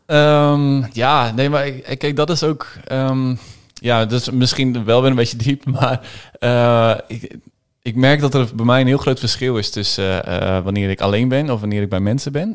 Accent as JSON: {"language": "Dutch", "region": "Groningen", "country": "Netherlands", "tie": "born or raised there", "also_born_or_lived": "Haren", "said": "Geboren in Haren, maar eh, ja, eigenlijk vanaf, vanaf het begin van toen ik drie was, zijn we met z'n allen verhuisd naar, naar Groningen-Zuid. En daar opgegroeid"}